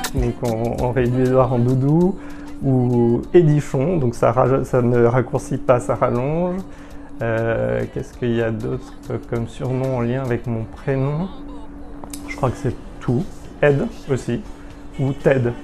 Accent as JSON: {"language": "French", "country": "Martinique", "tie": "born or raised there", "said": "J'ai grandi à Martinique"}